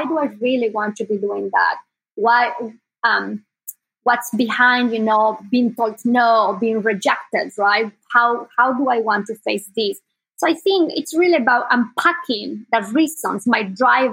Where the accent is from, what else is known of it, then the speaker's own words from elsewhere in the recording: Sucre, Chuquisaca, Bolivia; English is a second language; moved away as an adult; now in Bay Area, United States; I was born in South America, in Bolivia, and I was born in the capital of Bolivia. It's a small city called Sucre.